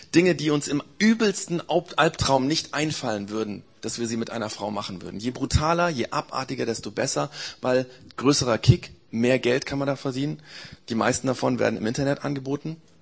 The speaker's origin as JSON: {"language": "German", "country": "Germany", "said": "Bei uns in Deutschland"}